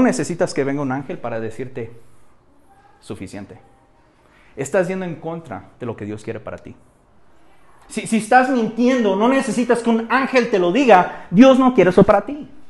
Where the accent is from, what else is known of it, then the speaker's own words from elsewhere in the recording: Mexico; En nuestro trasfondo cultural aquí en México